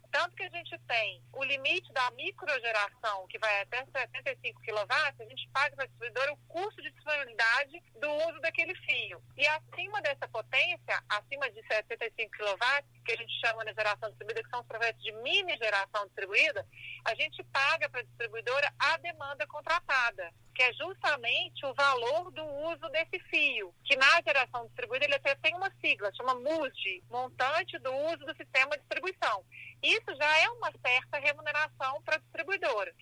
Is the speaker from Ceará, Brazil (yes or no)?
no; Minas Gerais, Brazil; sou do estado de Minas Gerais